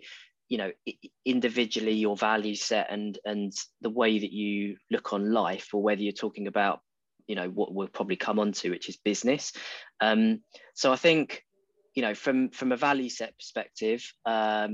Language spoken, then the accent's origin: English; Brentwood, East of England, United Kingdom; moved away as an adult; also born or lived in Devon; I'm an Essex boy, born and bred. But yeah, it's not often referred to as that. So yes, I grew up there.